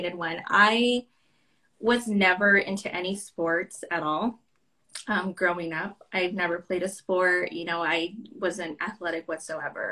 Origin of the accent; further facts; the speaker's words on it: Santa Ana, California, United States; now in Tucson, United States; I was born in Santa Ana, California. So I moved here to Tucson.